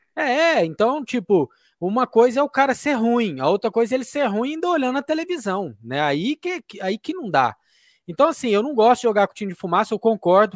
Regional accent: interior of Minas Gerais, Brazil; also born or lived in Conquista, Minas Gerais; Sou aqui do interior de Minas

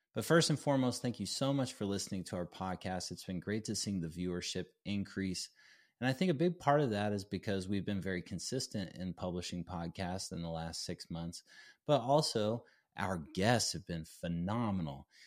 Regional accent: Durango, Colorado, United States; ultimately ended up playing for my hometown school, Fort Lewis College

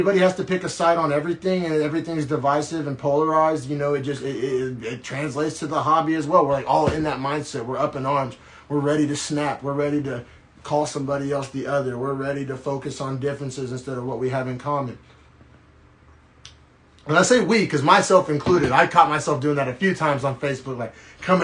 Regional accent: Norman, Oklahoma, United States; He went to the same middle school I went to, same high school I went to, went to college in my hometown in Norman, Oklahoma.

